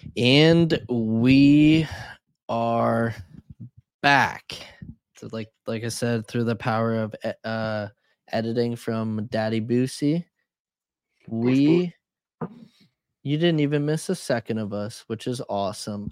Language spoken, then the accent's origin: English; Canada; as a Canadian